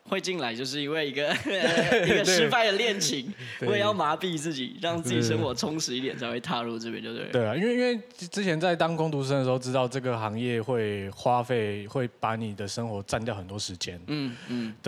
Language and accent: Chinese; Tainan, Taiwan; now in Taipei, Taiwan; 我都说我是一半啦，因为我的身份证照是 R 开头。嗯，我是台南人，但是所有亲戚都在台南，只有我们家在台北。